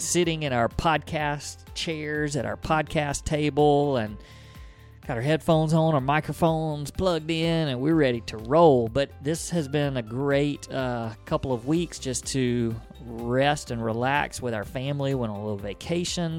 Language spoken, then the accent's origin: English; Mississippi, United States; we're from Mississippi